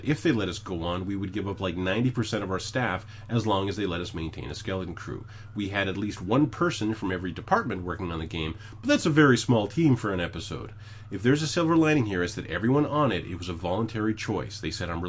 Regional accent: Canada; I'm Canadian

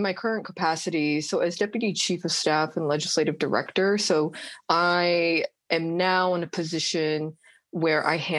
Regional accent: Orange County, California, United States; moved away as an adult; now in Washington, D.C., United States; I'm originally from Orange County, California

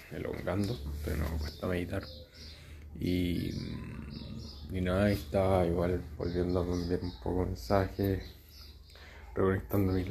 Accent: Arica, Arica y Parinacota, Chile; soy de Arica, Arica, Chile

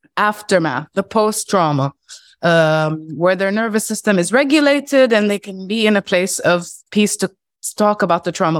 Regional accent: Palestine; I'm from Palestine

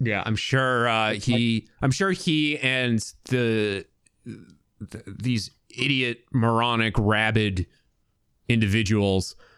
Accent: United States; as an American

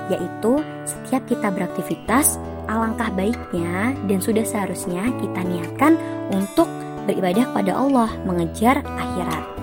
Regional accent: Yogyakarta, Special Region of Yogyakarta, Indonesia; Aku orang Jogja, terus nenek kita orang Jakarta nih.

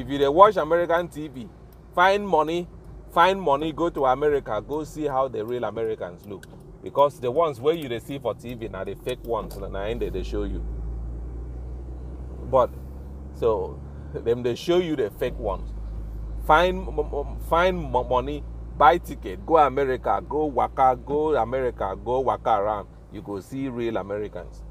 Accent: Ibibio, Akwa Ibom, Nigeria; first language Ibibio; English is a second language; I'm a member of the Ibibio clan for life. Ibibio is my first language

